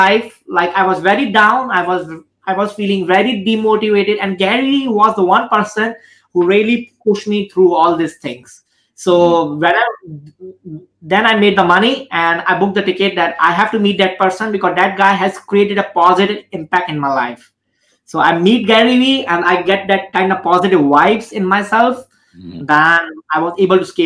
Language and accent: English; India; I'm 31 years old right now and I'm Indian